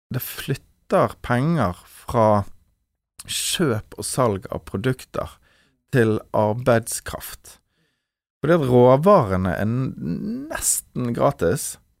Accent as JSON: {"language": "Norwegian", "town": "Bergen", "region": "Vestland", "country": "Norway", "said": "vi nå som bergensere"}